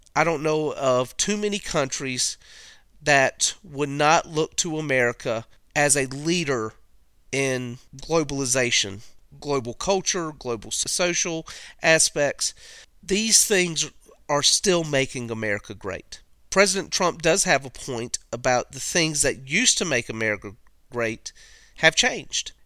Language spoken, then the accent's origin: English; United States; as an American